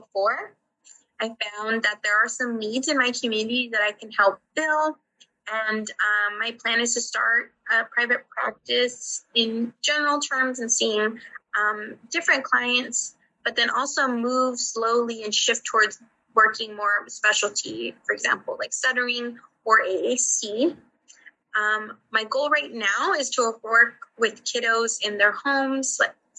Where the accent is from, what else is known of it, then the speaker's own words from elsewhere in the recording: San Antonio, Texas, United States; I'm from San Antonio, Texas